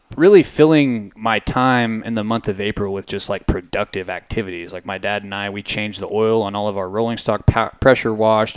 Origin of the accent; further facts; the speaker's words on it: Midland, Texas, United States; also born or lived in Fort Worth; I'm a city kid through and through. I grew up in city in Midland, was in Fort Worth, moved out here